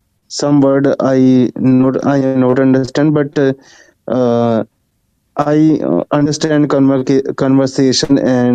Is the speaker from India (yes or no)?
yes; India; English is a second language; I am from India, and I am also blind